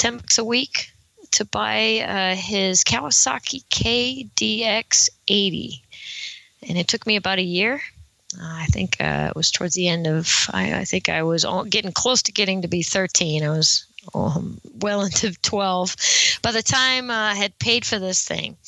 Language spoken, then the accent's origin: English; Monterey County, California, United States; I am from Monterey County in California